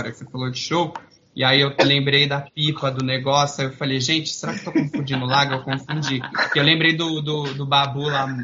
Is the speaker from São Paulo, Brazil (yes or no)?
yes; Osasco, São Paulo, Brazil; eu sou de Osasco